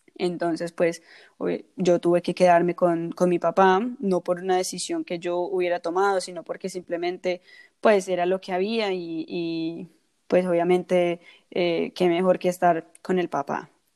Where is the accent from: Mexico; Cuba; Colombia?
Colombia; en un país del que, yo, mm. del que yo soy, que soy colombiana.